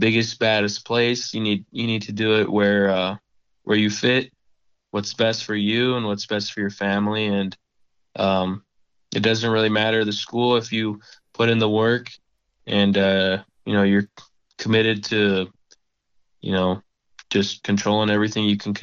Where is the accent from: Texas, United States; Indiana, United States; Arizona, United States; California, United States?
Arizona, United States; I'm from Arizona